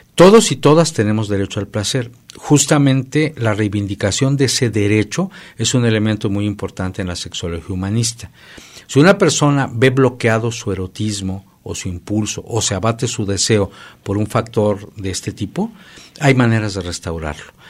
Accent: Mexico

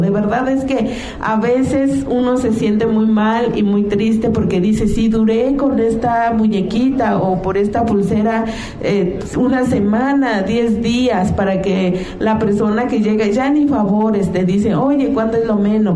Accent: Mixtec community, La Mixteca, Mexico; nosotros, nuestra comunidad, la mixteca

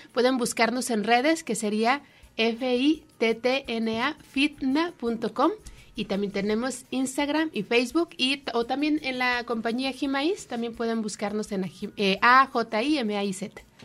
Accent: Mexico; como mexicanos, como latinos, tenemos tres raíces

